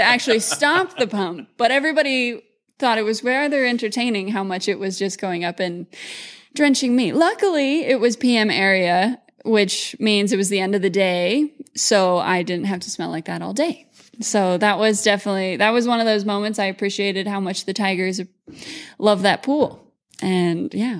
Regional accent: Mullingar, Westmeath, Ireland; also born or lived in California; now in Moorpark, United States; grew up between Ireland and California

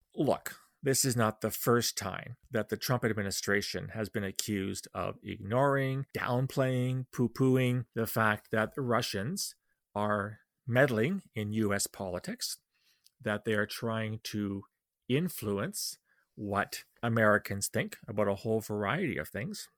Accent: Canada; as a Canadian

